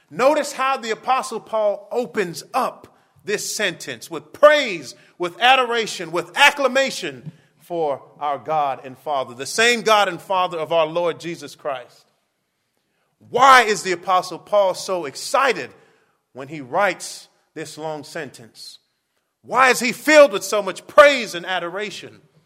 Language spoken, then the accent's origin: English; Miami, Florida, United States; moved away as an adult; also born or lived in Kentucky; I grew up in Miami